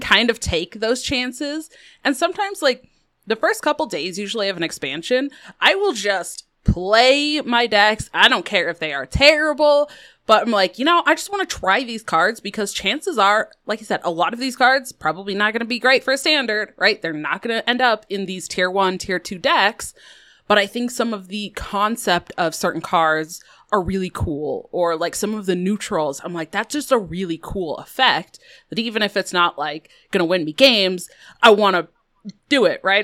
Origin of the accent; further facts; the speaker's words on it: Colorado, United States; I grew up in Colorado